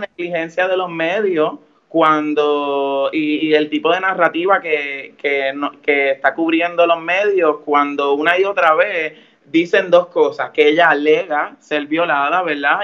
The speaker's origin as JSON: {"language": "Spanish", "town": "Mayagüez", "country": "Puerto Rico", "said": "Soy de Mayagüez y soy líder feminista en el oeste"}